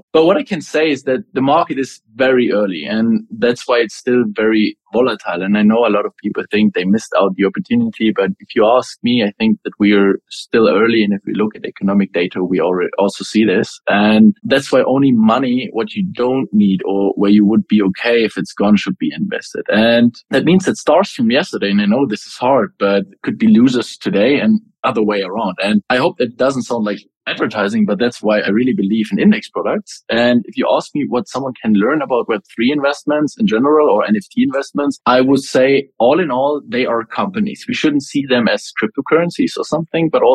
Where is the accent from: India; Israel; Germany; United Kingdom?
Germany; I'm originally from Germany. I lived in a very small village